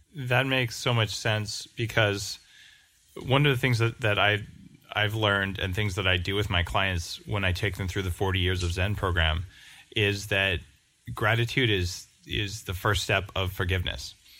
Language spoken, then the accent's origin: English; New Mexico, United States; I grew up in New Mexico